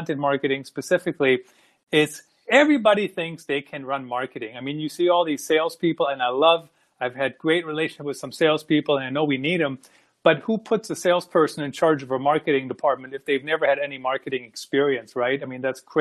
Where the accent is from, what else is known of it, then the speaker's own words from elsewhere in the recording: Germany; also born or lived in Iowa, United States; now in United States; I grew up in Germany and been in the U.S. since about 95.